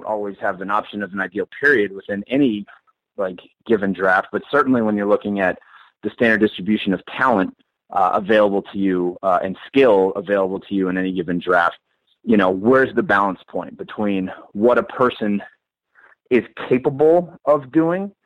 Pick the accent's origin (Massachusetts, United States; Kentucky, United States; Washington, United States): Massachusetts, United States; Boston; I grew up in Boston and I was born in 1979.